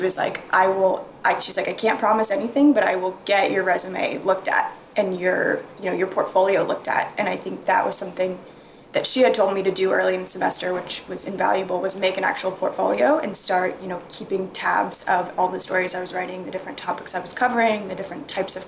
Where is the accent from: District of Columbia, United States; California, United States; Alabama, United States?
District of Columbia, United States; Washington; I grew up in the Washington, D.C. area